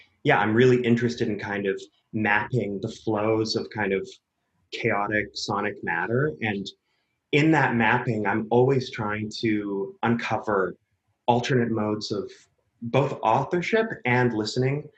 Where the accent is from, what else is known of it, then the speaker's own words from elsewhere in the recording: Vancouver, British Columbia, Canada; moved away as an adult; also born or lived in Berlin / United States; I'm born and raised in Vancouver, Canada, which is where I am right now